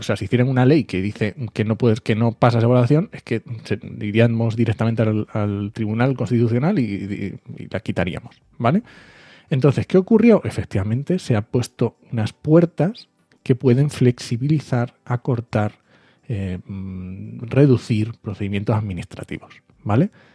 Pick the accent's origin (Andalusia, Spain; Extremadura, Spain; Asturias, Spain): Asturias, Spain; yo soy asturiano